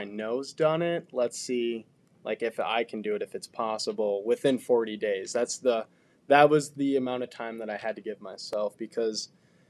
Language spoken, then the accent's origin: English; Marquette, Michigan, United States; now in Bluffton, United States; I grew up in Marquette, and it's a phenomenal biking place